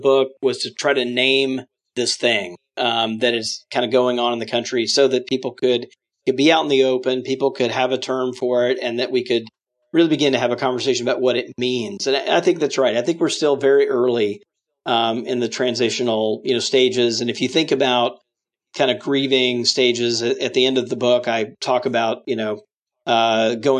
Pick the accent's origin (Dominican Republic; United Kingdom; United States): United States; Mississippi; now in Washington, D.C., United States; I grew up Southern Baptist in Mississippi